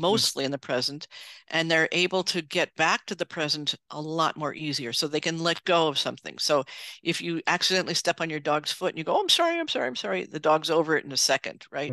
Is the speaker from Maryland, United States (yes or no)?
no; New York City, New York, United States; I grew up in New York City